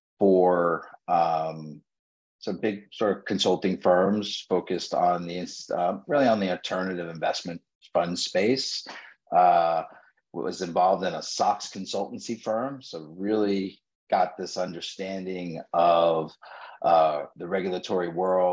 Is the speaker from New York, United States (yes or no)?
yes; New York, United States; born and raised in New York, graduated from NYU